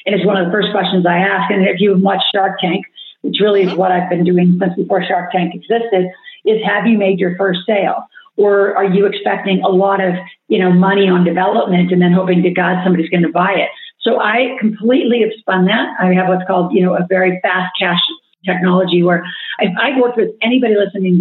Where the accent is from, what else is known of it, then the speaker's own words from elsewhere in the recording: Nebraska, United States; growing up in Nebraska